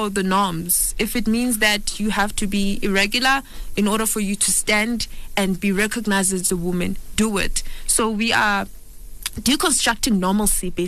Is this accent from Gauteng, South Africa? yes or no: yes; Soweto, Gauteng, South Africa; I'm from Soweto